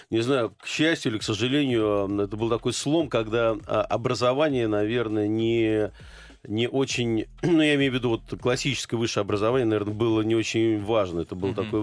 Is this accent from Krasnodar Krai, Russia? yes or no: no; Saint Petersburg, Russia; Ленинграде. Тогда он еще назывался Ленинград, э, на Литейном проспекте, причем э, практически с детства а, я видел э, осунувшиеся лица кино, театральных актеров